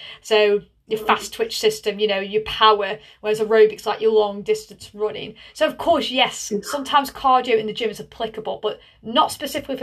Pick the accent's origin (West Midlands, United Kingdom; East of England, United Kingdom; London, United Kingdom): West Midlands, United Kingdom; Tunstall; I'm from Tunstall.